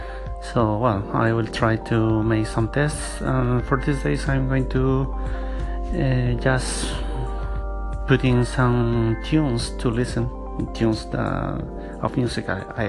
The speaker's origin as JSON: {"language": "English", "town": "Madrid", "region": "Community of Madrid", "country": "Spain", "said": "from Madrid, Spain"}